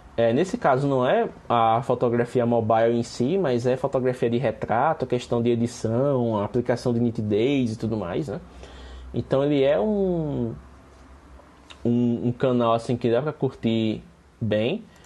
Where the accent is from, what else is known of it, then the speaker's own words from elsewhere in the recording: Penedo, Alagoas, Brazil; eu sou de Penedo, mas ambos somos de Alagoas